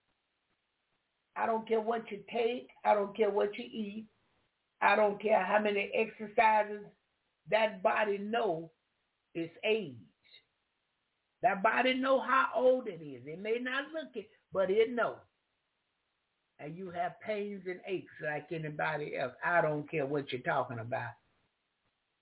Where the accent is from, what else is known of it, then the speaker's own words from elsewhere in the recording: the South, United States; I'm from the South